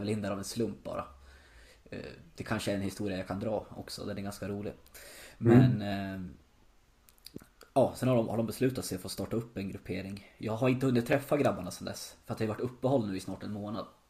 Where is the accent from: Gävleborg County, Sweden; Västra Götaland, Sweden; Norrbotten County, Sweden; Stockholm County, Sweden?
Gävleborg County, Sweden; Gävle; moved away as an adult; now in Berlin, Germany; bott kvar hemma i Gävle